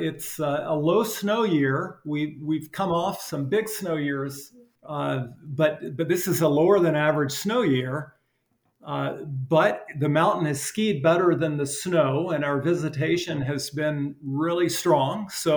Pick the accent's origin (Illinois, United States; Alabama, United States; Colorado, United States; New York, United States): Alabama, United States; Alabama. Yeah.